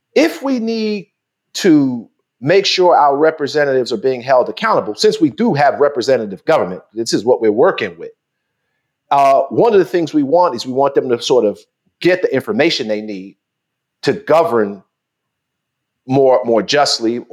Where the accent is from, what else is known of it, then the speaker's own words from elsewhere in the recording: New York City, New York, United States; I'm from Queensbridge